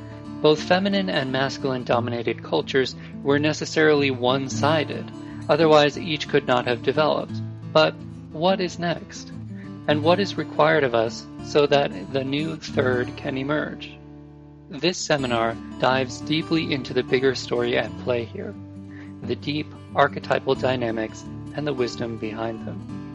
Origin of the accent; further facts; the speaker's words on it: Japan; English is a second language; now in England, United Kingdom; Originally, I am from Japan, and I have been living in England since 2003.